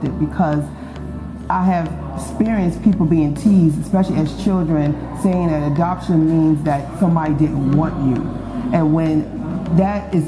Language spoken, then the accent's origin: English; Teaneck, New Jersey, United States; also born or lived in Harlem, New York / Petersburg, Virginia / Atlanta, Georgia; now in Greenville, United States; I'm from Harlem, New York, and I was raised in Teaneck, New Jersey.